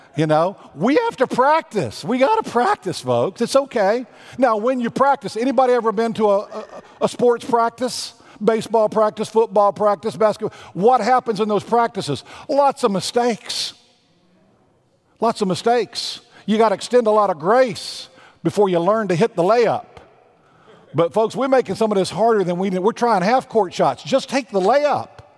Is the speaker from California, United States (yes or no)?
no; Texas, United States; moved away; I am a Southerner. When you go home to Virginia, I go back and visit Texas